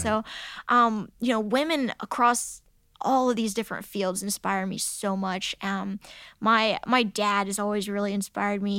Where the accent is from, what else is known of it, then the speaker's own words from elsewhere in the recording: United States; growing up in America.